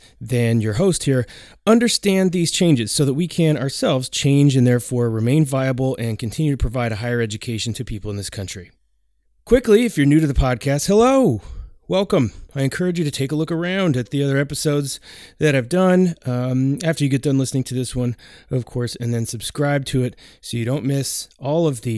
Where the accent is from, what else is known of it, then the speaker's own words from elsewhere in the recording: Oregon, United States; I am from Oregon